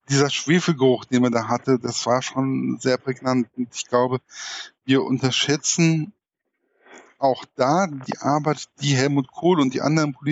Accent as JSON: {"language": "German", "region": "Hesse", "country": "Germany", "said": "Was mir aufgefallen ist, was mir als Hesse wahrscheinlich wehgetan hat, war der Kommentar, Hessen ist kein richtiges Bundesland."}